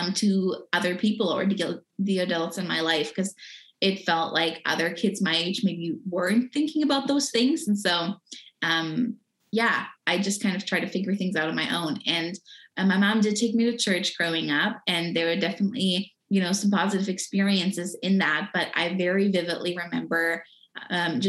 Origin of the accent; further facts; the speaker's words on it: Germany; I was born and raised in Germany